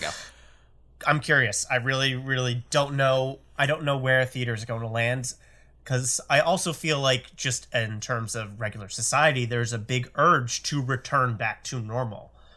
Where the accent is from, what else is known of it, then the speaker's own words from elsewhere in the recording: Connecticut, United States; I grew up in Connecticut, and I'm pretty sure we only had one or two in the entire state at one point when I was going through high school